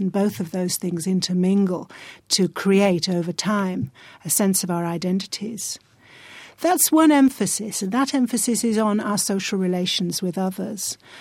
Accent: rural northern England, United Kingdom; I grew up in a part of rural northern England where I didn't meet a black person for years

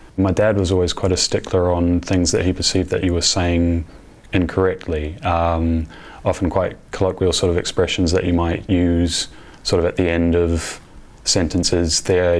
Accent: Auckland, New Zealand; I was born in Auckland, New Zealand. I grew up there.

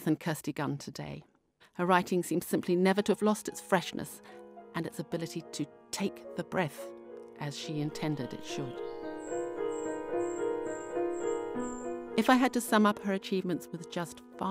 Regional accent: New Zealand; I grew up in New Zealand

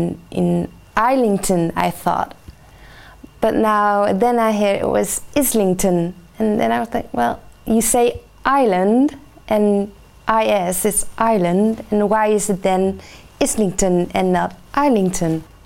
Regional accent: Dronten, Flevoland, Netherlands; English is a second language; I was born in the Netherlands, in Dronten. That's in the polder

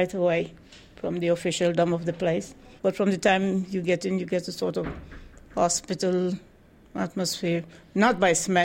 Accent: Guyana; moved away as an adult; now in London, United Kingdom; Originally, I was from Guyana. I came here to join my husband in 1955.

